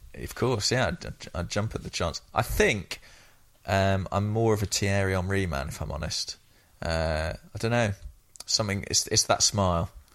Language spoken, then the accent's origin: English; England, United Kingdom; I'm from England